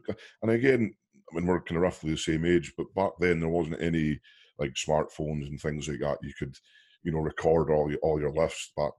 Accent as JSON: {"language": "English", "region": "Wales", "country": "United Kingdom", "said": "Being a British guy as well from Wales"}